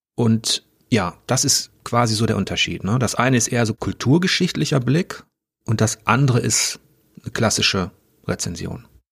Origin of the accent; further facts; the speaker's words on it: North Rhine-Westphalia, Germany; als Westfale